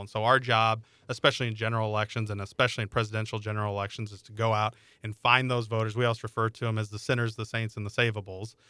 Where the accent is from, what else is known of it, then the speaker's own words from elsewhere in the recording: Iowa, United States; I grew up in Iowa